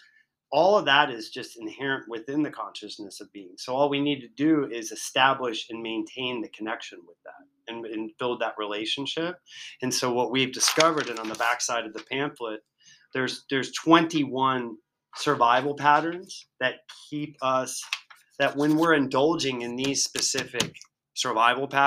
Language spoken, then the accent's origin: English; Virginia, United States; I'm from Virginia